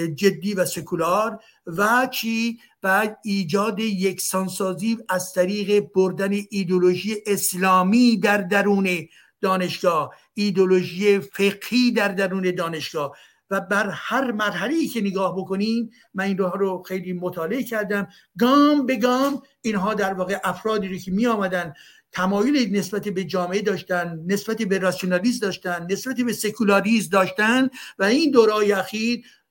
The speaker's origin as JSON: {"language": "Persian", "country": "Iran", "moved": "yes", "lives_now": "France", "said": "من فرانسوی ایرانی هستم"}